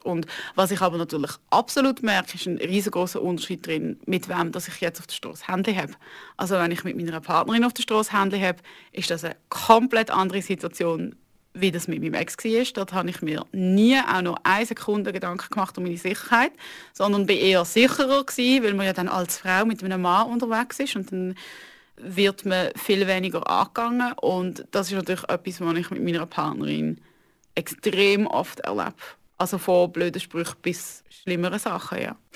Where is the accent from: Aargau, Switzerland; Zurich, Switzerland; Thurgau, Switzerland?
Aargau, Switzerland; Ich bin aufgewachsen im Aargau, in einer Kleinstadt